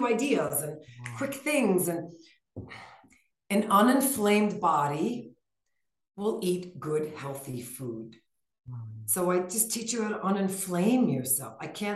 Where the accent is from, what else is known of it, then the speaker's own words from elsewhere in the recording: New York, United States; now in Flagstaff, United States; We're from New York, where we live in Flagstaff now.